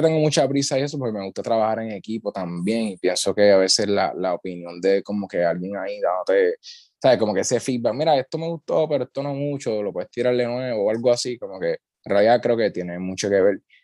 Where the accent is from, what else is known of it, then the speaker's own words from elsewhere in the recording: Utuado, Puerto Rico; vengo del pueblo de Utuado